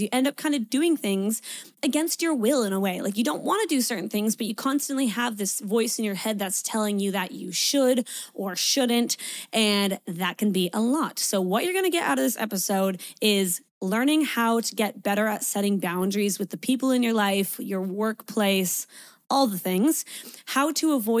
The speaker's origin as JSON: {"language": "English", "country": "Canada", "moved": "as an adult", "lives_now": "Sydney, Australia", "said": "I'm a Canadian, but I'm currently living in Sydney, Australia. I've been here for 4 years"}